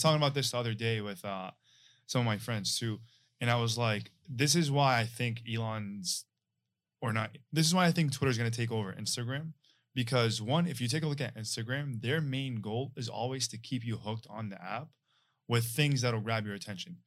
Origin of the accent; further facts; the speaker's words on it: Syria; moved away; Yeah, I'm from Syria, it was middle of the war, bro, I came here